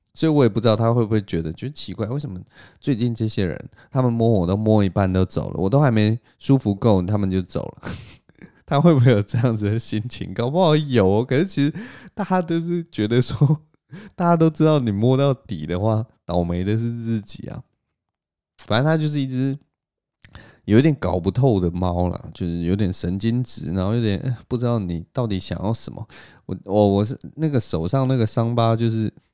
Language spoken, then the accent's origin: Chinese; Taipei, Taiwan; moved away as an adult; now in Taoyuan, Taiwan; 台北市的房子，包括我的老家，都已经是四十年以上的房子了